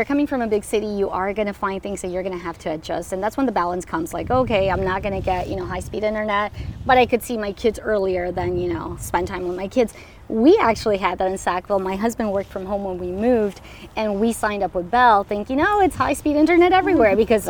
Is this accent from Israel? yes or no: no; Colombia; English is a second language; now in Moncton, Canada; So we are from Colombia, and that was like a lot of my products. I wouldn't find them here. My mom actually moved with us as well.